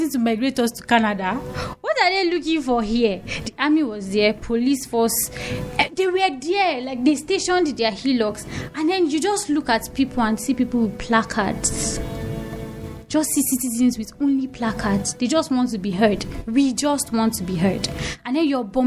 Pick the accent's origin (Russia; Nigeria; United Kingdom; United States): Nigeria; I'm a Nigerian. It's in my blood